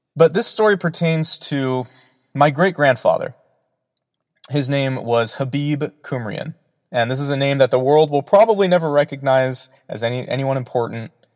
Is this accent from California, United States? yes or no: yes; Southern California, United States; I am from Southern California